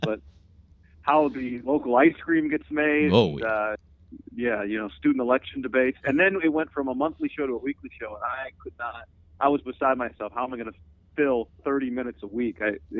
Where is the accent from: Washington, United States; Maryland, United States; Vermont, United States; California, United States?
California, United States; Davis; I'm from Davis, which my dad was in the Air Force, but we moved to Davis before ninth grade, and that's actually where I met John